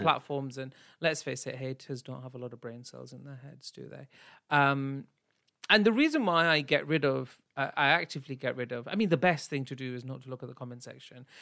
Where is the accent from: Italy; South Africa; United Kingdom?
United Kingdom; I am still South Asian and I'm British